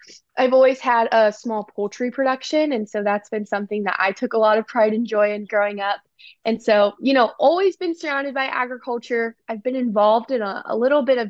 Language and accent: English; Amanda, Ohio, United States; I'm from Amanda, Ohio. So I'm just 45 minutes southeast of Columbus, Ohio.